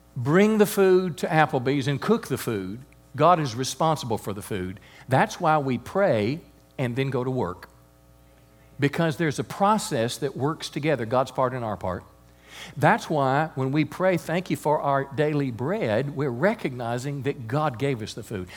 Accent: United States; I'm grateful as an American

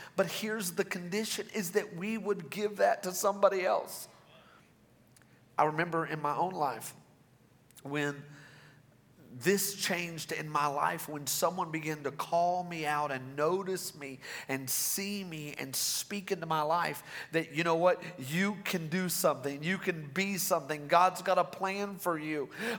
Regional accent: Rogers, Arkansas, United States; My wife and I, we are from Rogers, Arkansas, and we just love your pastors.

